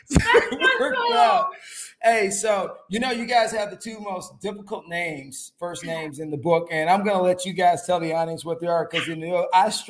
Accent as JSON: {"language": "English", "country": "Germany", "tie": "born or raised there", "also_born_or_lived": "Louisiana", "said": "because I grew up in Germany, even though I'm from Louisiana, the people in Europe love music."}